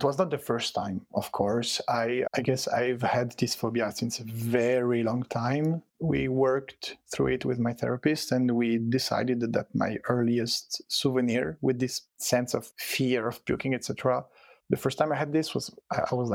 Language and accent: English; Switzerland; first language French and Italian; English is a second language; also born or lived in Stockholm, Sweden; I was born and raised in Switzerland. My parents are both Italian immigrants, but I was born and raised in Switzerland. So yeah, my first language is French and Italian